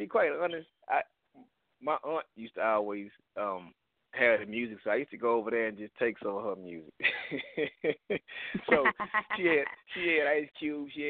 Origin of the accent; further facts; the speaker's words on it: Houston, Texas, United States; growing up in Houston back then was pretty hard